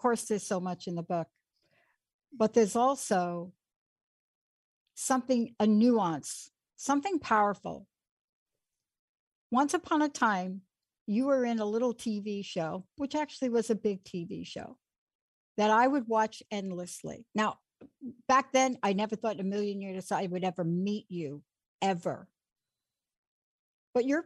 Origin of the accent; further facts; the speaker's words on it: Plainfield, New Jersey, United States; I lived in Plainfield